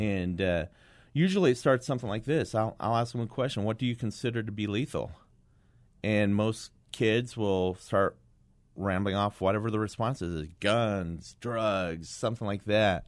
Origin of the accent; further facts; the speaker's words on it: Kingman, Arizona, United States; I went back to my hometown of Kingman